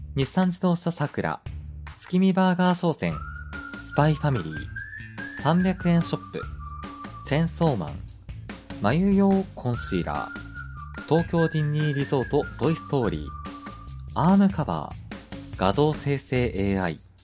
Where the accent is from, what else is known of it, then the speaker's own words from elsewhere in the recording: Hokkaido, Japan; moved away as an adult; also born or lived in Tokyo; 僕も北海道にいる時に食べたことなかったんですよ